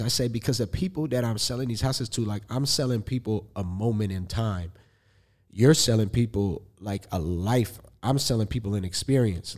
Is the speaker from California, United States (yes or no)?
yes; Los Angeles, California, United States; I'm an artist from Los Angeles, California